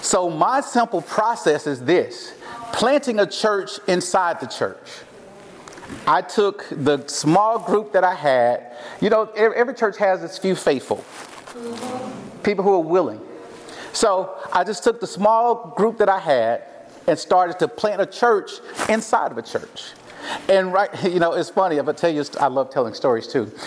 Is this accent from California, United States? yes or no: no; Mississippi, United States; accent: southern twang; moved away as an adult; now in Portland, United States; I am from Mississippi hence my little southern twang here.